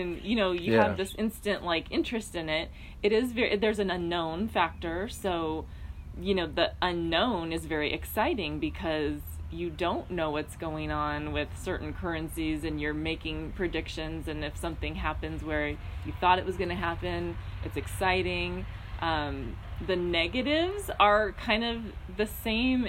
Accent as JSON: {"language": "English", "town": "Downey", "region": "California", "country": "United States", "tie": "born or raised there", "also_born_or_lived": "Orange County, California / Hawaii", "lives_now": "San Diego, United States", "said": "I was born in Downey, California. I grew up in that area most of my life"}